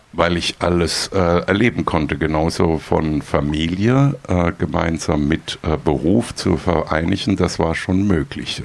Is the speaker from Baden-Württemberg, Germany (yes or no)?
yes; Heidelberg, Baden-Württemberg, Germany; also born or lived in Austria; now in Freiburg, Germany; ich komme ja ursprünglich aus Heidelberg